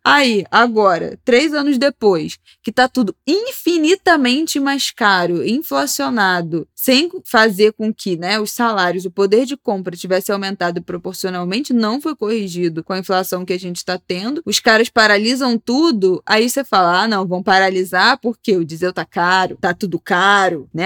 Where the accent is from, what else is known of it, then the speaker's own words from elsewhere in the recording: Rio de Janeiro, Brazil; como carioca